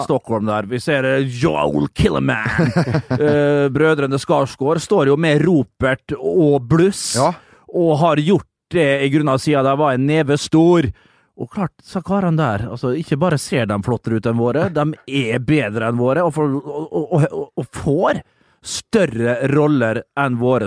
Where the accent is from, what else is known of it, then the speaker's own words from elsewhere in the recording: Møre og Romsdal, Norway; Jeg er romsdaling